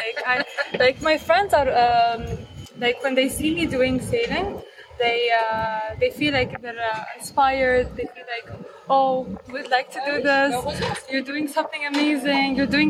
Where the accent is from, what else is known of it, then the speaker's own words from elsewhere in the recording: Abu Dhabi, United Arab Emirates; I'm from Abu Dhabi